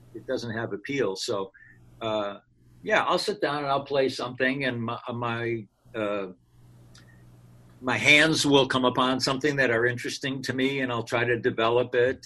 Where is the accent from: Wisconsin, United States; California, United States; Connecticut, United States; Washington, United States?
Wisconsin, United States; Racine; moved away; growing up in Racine